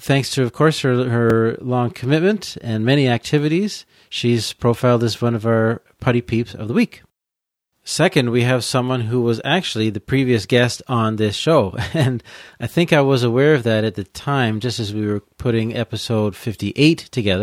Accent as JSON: {"language": "English", "town": "Peterborough", "region": "Ontario", "country": "Canada", "tie": "born or raised there", "also_born_or_lived": "Quebec / Alberta / British Columbia / Bournemouth, England", "moved": "yes", "said": "I grew up in Peterborough in Ontario"}